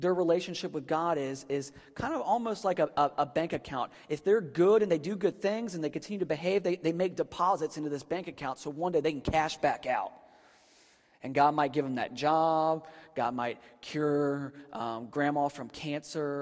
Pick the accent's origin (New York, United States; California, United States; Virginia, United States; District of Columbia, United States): Virginia, United States; Northern; moved away; I grew up in Virginia, and so we were like the top part of the buckle on the Bible Belt. And I was in Northern Virginia